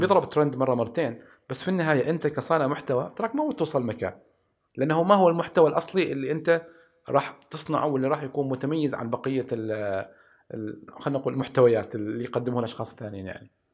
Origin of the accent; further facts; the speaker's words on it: Oman; عندنا في عمان